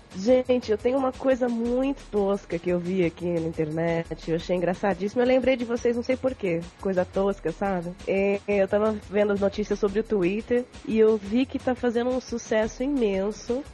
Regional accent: São Paulo, Brazil; now in Europe; Eu sou paulista

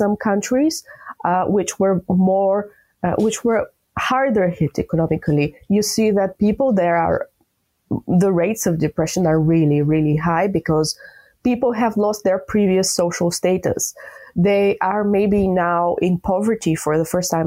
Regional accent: Bulgaria; I'm from Bulgaria

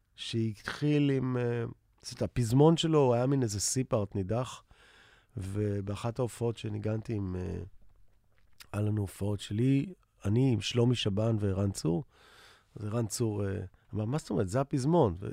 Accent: Tel Aviv, Tel Aviv District, Israel; also born or lived in New York; אני תל אביבי כל חיי, למעט איזה שנתיים בניו יורק

